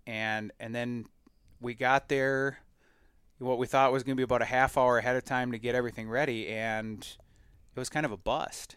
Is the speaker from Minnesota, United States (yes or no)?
yes; Minnesota, United States; we do in Minnesota a lotta, a lotta what I call cattail pounding, right? Like, the only milo you see in my home state